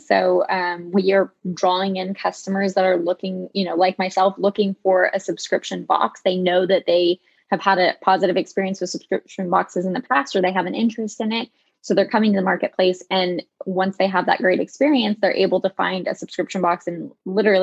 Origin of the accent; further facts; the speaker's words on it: Connecticut, United States; moved away as an adult; also born or lived in California; I am originally from Connecticut